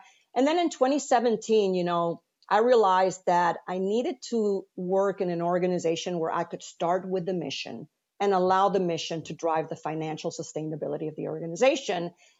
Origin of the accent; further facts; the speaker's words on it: Venezuela; moved away as an adult; now in United States; when I moved to the US from Venezuela to finish my undergraduate, I worked at a bank.